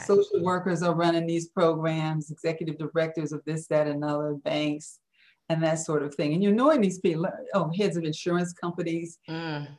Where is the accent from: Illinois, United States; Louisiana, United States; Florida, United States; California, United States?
Illinois, United States; Chicago; living on the west side of Chicago.